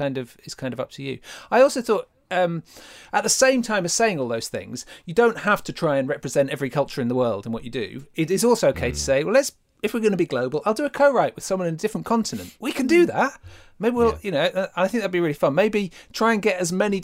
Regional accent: England, United Kingdom; we feel like that as English people

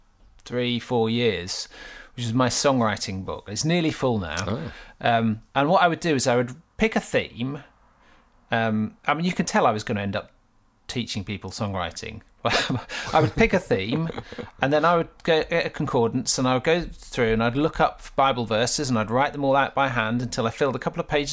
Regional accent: Gorleston-on-Sea, East of England, United Kingdom; I grew up in Galston on Sea, which is just next to Great Yarmouth in Norfolk

